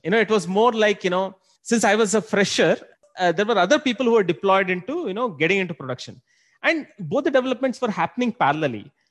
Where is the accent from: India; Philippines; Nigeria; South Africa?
India; Bangalore, Karnataka; also born or lived in Singapore; Been born and brought up in Bangalore